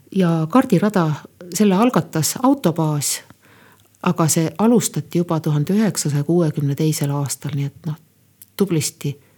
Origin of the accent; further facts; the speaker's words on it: Põltsamaa, Jõgeva County, Estonia; olen pärit Põltsamaa kihelkonnast ja noh, nagu olen korduvalt siin öelnud, et äh, lapsepõlvemälestusi Põltsamaalt on üksjagu.